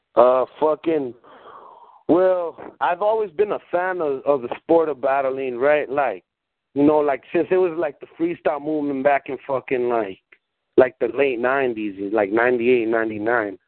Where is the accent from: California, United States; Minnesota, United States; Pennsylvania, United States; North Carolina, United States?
California, United States; Watsonville; born or raised there; first language Spanish; English is a second language; also born or lived in Guadalajara, Mexico